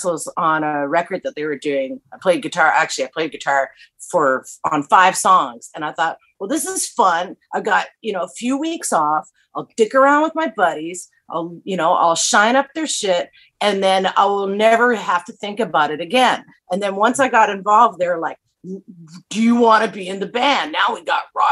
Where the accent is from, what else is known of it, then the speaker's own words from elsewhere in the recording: Vancouver, British Columbia, Canada; moved away; also born or lived in Saskatchewan; I was born in Vancouver